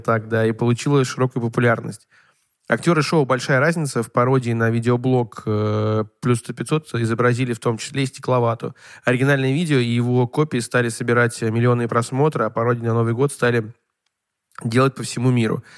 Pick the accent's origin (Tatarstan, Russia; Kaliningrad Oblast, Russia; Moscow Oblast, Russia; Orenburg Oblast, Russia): Orenburg Oblast, Russia; Orenburg; я жил в Оренбурге, мне было одиннадцать лет